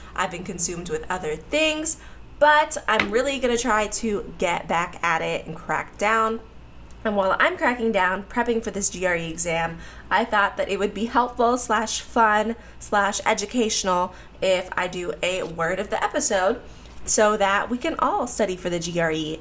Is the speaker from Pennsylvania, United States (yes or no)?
yes; Pittsburgh, Pennsylvania, United States; moved away as an adult; now in Atlanta, United States; Then I moved to Pittsburgh when I was like four or five years old when my parents got divorced. I grew up in Pittsburgh